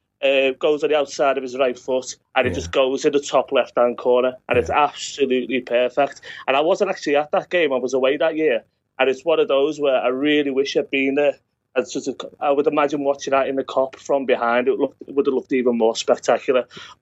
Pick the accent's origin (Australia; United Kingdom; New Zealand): United Kingdom; as a British person, it's my God-given right to enjoy watching sports people cry.